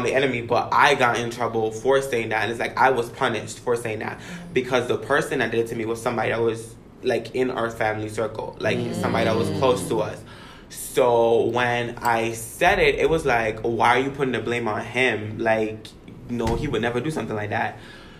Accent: U.S. Virgin Islands; I grew up in the Virgin Islands, where I guess the Caribbean culture is completely different from American culture.

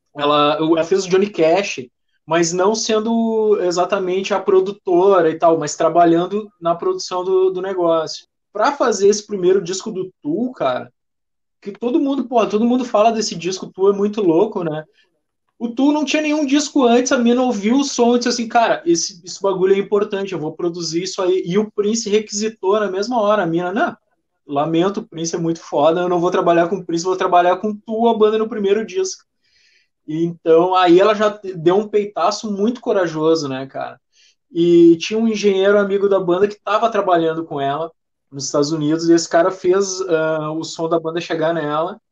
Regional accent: Porto Alegre, Rio Grande do Sul, Brazil; nós somos de Porto Alegre

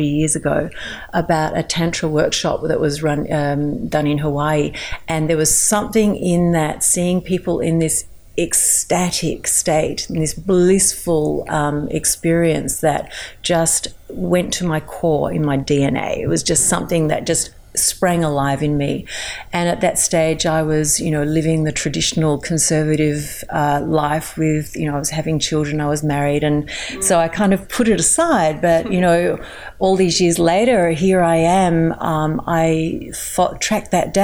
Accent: Melbourne, Victoria, Australia; I also run workshops from my hometown, Melbourne

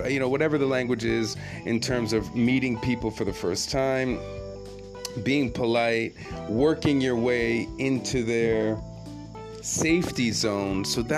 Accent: Jamaica; now in Japan; I'm the Jamaican cat who loves reggae

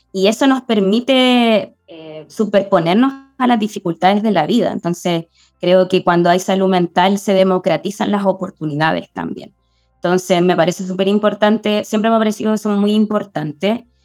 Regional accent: La Serena, Coquimbo, Chile; now in Santiago, Chile; viví 15 años en La Serena, nací en Santiago, viví 15 años en La Serena y me fui y siempre quise volver a Santiago.

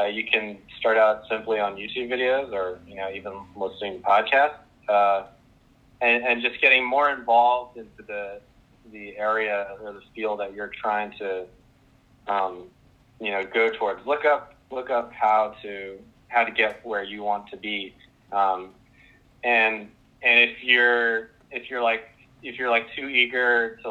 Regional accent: Powhatan, Virginia, United States; I'm from Powhatan, Virginia

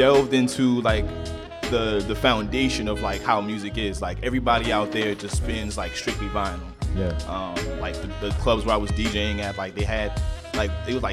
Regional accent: Baltimore, Maryland, United States; I'm originally from Baltimore, Maryland, east side of Baltimore

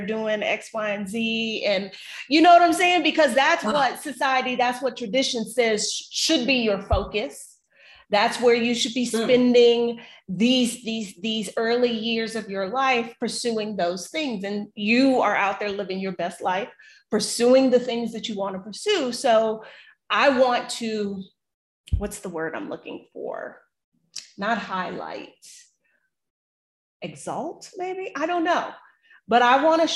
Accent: United States; our Black American experience

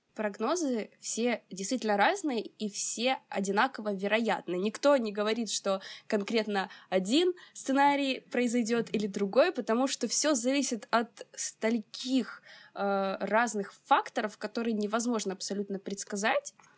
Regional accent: Odesa, Odesa Oblast, Ukraine; мне 22, я из Одессы

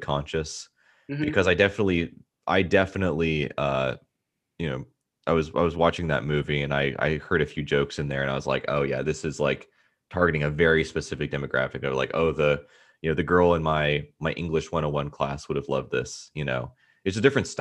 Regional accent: Durham, North Carolina, United States; I'm from Durham, North Carolina

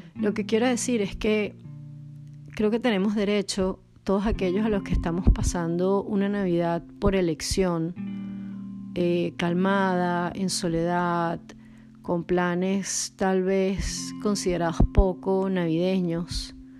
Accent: Caracas, Capital District, Venezuela; also born or lived in Poland / Brazil; now in Portugal; soy de Caracas

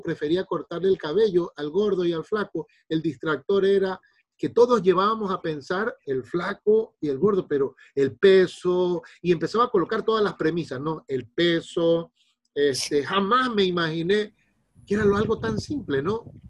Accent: Guayaquil, Guayas, Ecuador; soy de Guayaquil, Ecuador.

